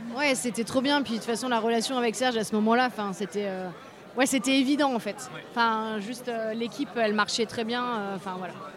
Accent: Grenoble, Auvergne-Rhône-Alpes, France; on vient de Grenoble

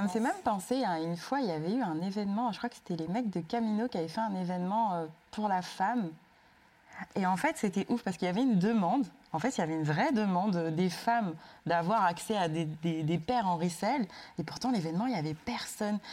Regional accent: Sarcelles, Île-de-France, France; J'ai grandi à Sarcelles

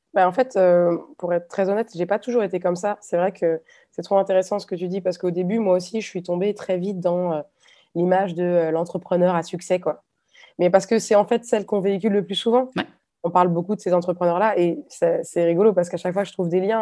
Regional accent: Nantes, Pays de la Loire, France; moved away as an adult; now in Hungary; je suis nantaise d'origine

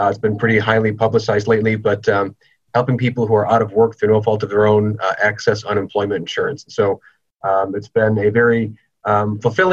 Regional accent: Green Bay, Wisconsin, United States; also born or lived in Madison, Wisconsin / Door County, Wisconsin; I grew up in Green Bay, Wisconsin, went to college in Madison

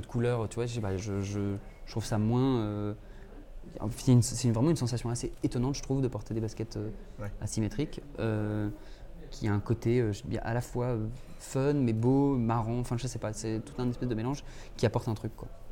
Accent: Clermont-Ferrand, Auvergne-Rhône-Alpes, France; moved away as an adult; also born or lived in Paris; en arrivant à Paris, parce que j'ai grandi à Clermont-Ferrand

